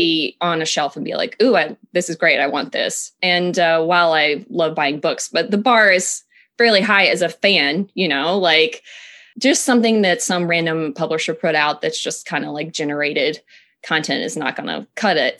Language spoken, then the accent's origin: English; Tennessee, United States; moved away; I'm from Tennessee originally, um, so I come from a family